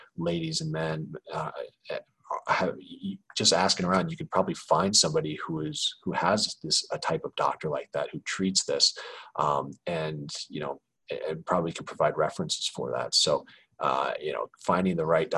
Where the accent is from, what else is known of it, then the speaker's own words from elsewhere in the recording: Kansas City, Missouri, United States; moved away as an adult; also born or lived in Chicago; now in Los Angeles, United States; I grew up in Kansas City